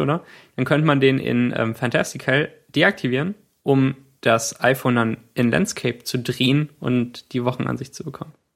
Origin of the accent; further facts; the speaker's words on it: Cologne, North Rhine-Westphalia, Germany; als ich ungefähr acht Jahre alt war, war ich an Silvester mit meinem Bruder auf einem Spielplatz bei uns in Köln